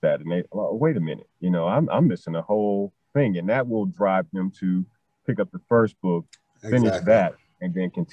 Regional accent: Chicago, Illinois, United States; I am from Chicago, born and raised

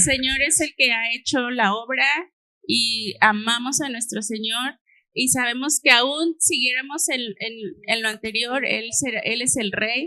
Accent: Xalapa, Veracruz, Mexico; moved away; nosotros somos de Jalapa

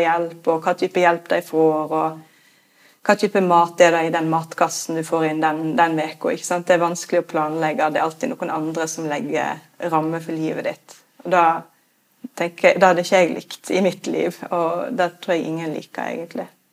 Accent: Norway; Vi nordmenn er jo veldig opptatt av frihet

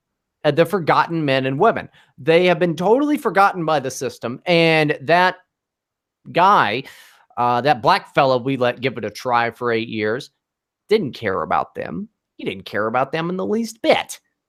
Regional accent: Poca, West Virginia, United States; moved away; I grew up in West Virginia. Not out in the boonies, but I did grow up in a very small town called Poca, West Virginia, which the last time I went back is quite a lot bigger than it used to be.

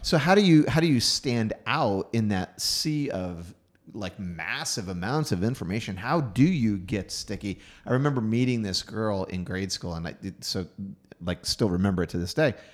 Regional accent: Houston, Texas, United States; moved away; Houston, Texas, my hometown

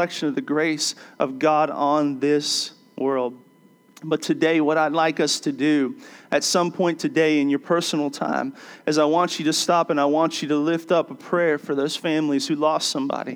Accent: D.C., Maryland, United States; I grew up in Maryland, outside of Washington, D.C.

